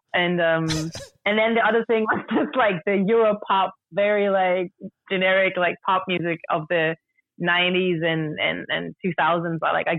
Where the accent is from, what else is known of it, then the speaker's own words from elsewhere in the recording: Denmark; moved away as an adult; also born or lived in Mozambique; now in Berlin, Germany; I was born in Mozambique. So that's in South Africa, like next to South Africa on the East Coast. My parents met there and then we moved to Denmark when I was like a toddler. And that's where I was raised until I was 20 and then I moved to Berlin.